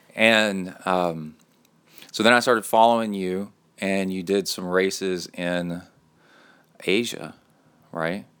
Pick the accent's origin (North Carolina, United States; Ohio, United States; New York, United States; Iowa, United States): Ohio, United States; Cincinnati; now in College Station, United States; I was born in Cincinnati and now live in College Station